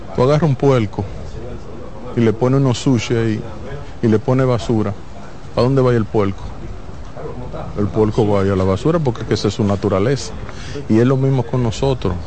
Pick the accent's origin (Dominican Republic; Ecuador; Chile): Dominican Republic; yo mismo siendo dominicano